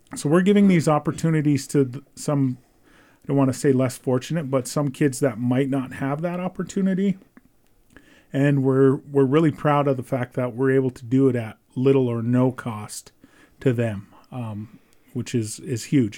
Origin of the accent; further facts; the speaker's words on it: Browning, Montana, United States; moved away as an adult; also born or lived in Belgrade, Montana; now in Ulm, United States; I was born and raised on the Blackfeet Indian Reservation. Um, grew up in Browning my entire, uh, adolescent life